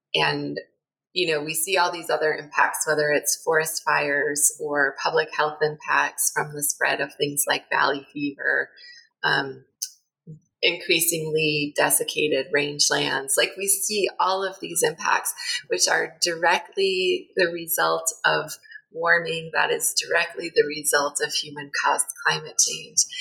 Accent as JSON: {"language": "English", "region": "Connecticut", "country": "United States", "tie": "born or raised there", "also_born_or_lived": "Virginia", "moved": "as an adult", "lives_now": "New Mexico, United States", "said": "I grew up in Connecticut, went to school in Virginia, and came out here in my early 20s"}